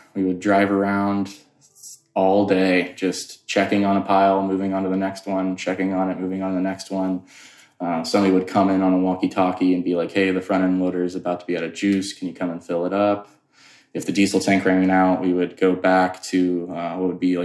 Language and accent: English; Florida, United States; moved away; also born or lived in Colorado; I grew up in Florida